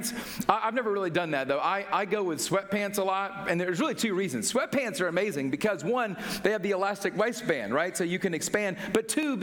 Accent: Atlanta, Georgia, United States; I grew up in Atlanta

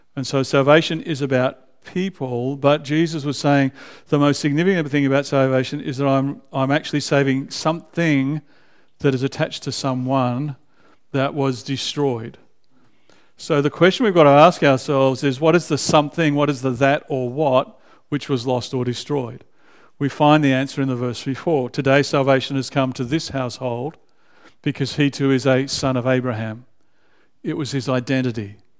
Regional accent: Canberra, Australian Capital Territory, Australia; now in Melbourne, Australia; I was raised in Canberra as an adolescent.

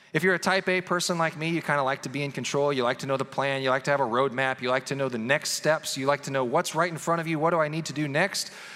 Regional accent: Kansas City, Missouri, United States; We grew up in the Kansas City area in northwest Missouri

